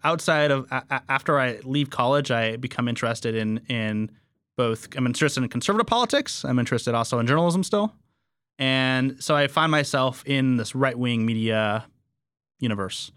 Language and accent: English; Fresno, California, United States